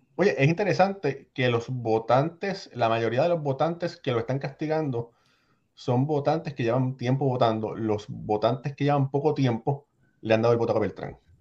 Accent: Puerto Rico; yo soy boricua de padres cubanos

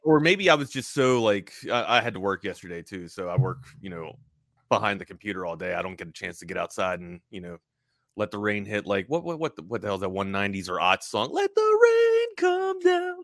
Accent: Baltimore, Maryland, United States; moved away as an adult; also born or lived in Hawaii; I'm from the East Coast originally, uh, Baltimore, Maryland, grew up there

